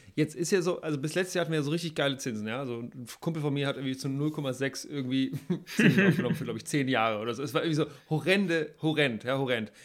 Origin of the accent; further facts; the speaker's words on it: Hamburg, Germany; ich komme aus Hamburg